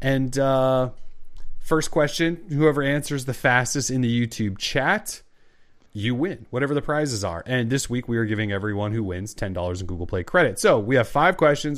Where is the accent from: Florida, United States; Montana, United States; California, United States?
Montana, United States; I'm from Montana.